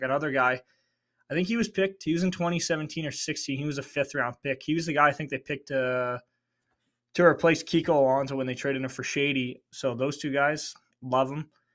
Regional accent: Canada; I'm Canadian

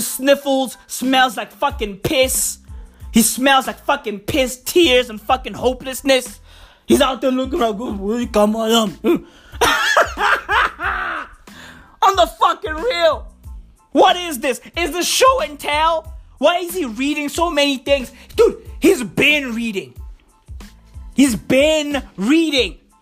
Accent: South Africa; I'm proudly South African. I love my country

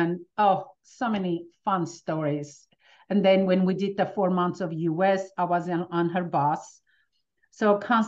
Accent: Armenia; now in United States; coming from Armenia, as soon as with my family, we moved

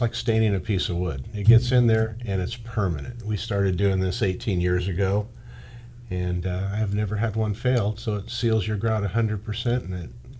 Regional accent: Bakersfield, California, United States; also born or lived in Bay Area, California; I was born and raised in Bakersfield, California. I've lived here my whole life, other than a short time in the Bay Area when I was in my 20s. Came back here, started a family.

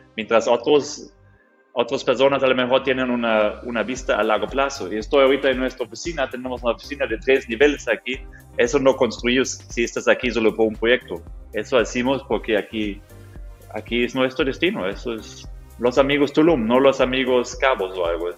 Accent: Germany; Spanish is a second language; now in Mexico; Yo soy un, mexicano de corazón, pero de origen Alemania

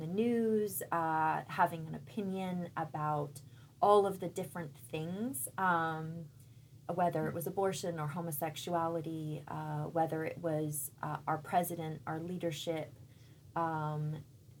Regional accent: San Francisco, California, United States; also born or lived in London, United Kingdom; So I went to high school in San Francisco. We lived in the city.

